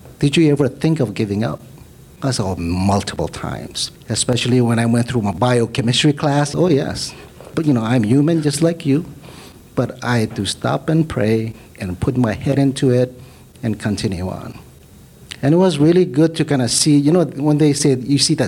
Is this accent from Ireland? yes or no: no; Marshall Islands; also born or lived in Hawaii; now in Oahu, United States; Micronesia, Marshall Islands.